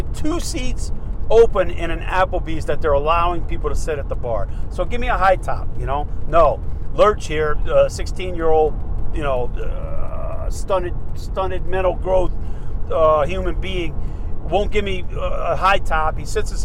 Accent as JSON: {"language": "English", "region": "Mississippi", "country": "United States", "said": "I'm from Mississippi"}